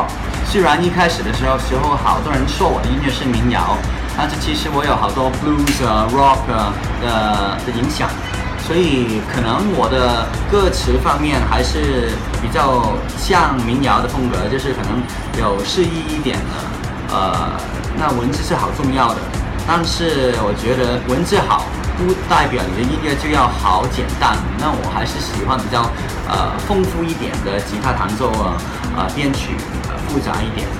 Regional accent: Hong Kong; accent: Hong Kong-accented Mandarin; Chinese is a second language

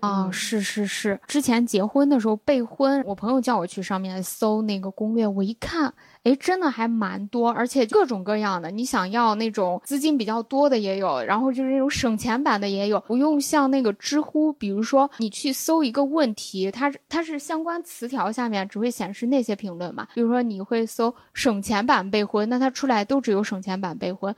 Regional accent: Xi'an, Shaanxi, China; 他那时候也没意识到我是西安的

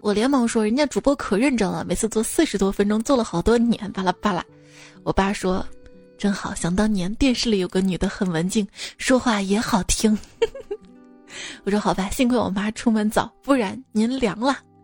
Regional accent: Shaanxi, China; accent: Shaanxi dialect; 用我们陕西话说试火一下

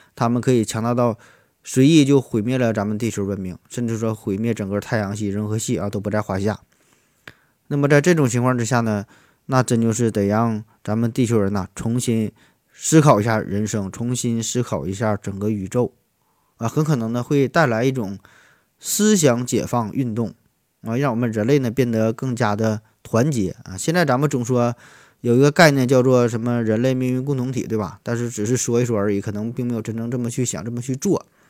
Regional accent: Shenyang, Liaoning, China; 我老家在东北，在沈阳，啊，我，我家在沈阳的一个小农村儿

